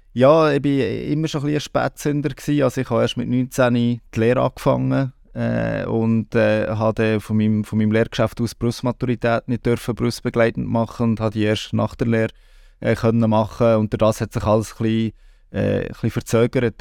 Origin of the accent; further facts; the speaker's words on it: Bern, Switzerland; moved away as an adult; also born or lived in Canton of Aargau; now in Aargau, Switzerland; ich bin im Kanton Bern aufgewachsen